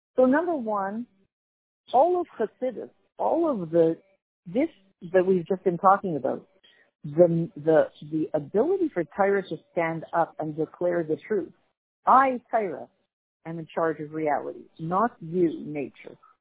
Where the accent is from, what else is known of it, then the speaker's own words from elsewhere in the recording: Canada; as a Canadian